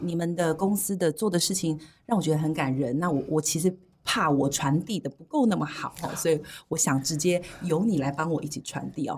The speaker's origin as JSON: {"language": "Chinese", "region": "Tainan", "country": "Taiwan", "said": "我是台南"}